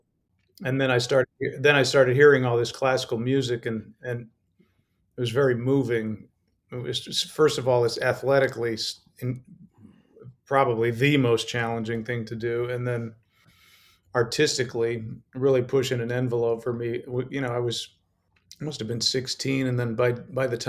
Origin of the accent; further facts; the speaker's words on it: Colorado, United States; I grew up in Colorado